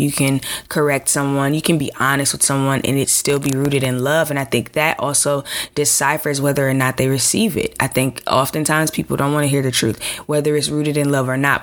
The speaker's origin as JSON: {"language": "English", "town": "Chicago", "region": "Illinois", "country": "United States", "said": "I'm from from from Chicago"}